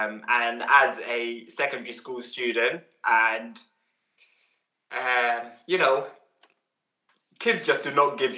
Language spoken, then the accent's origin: English; Uganda; now in United Kingdom; the support network that we didn't have when we came over here from Uganda.